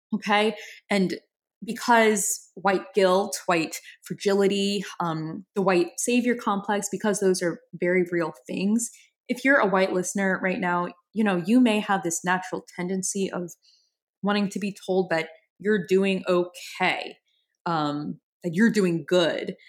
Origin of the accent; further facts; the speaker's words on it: New Orleans, Louisiana, United States; I'm from New Orleans. I'm from a very creative city. Have always had a creative kind of upbringing.